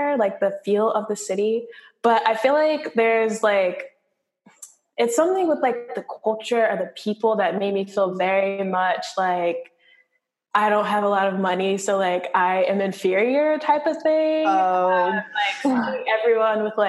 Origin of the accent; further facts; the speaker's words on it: Cincinnati, Ohio, United States; moved away; I'm from Cincinnati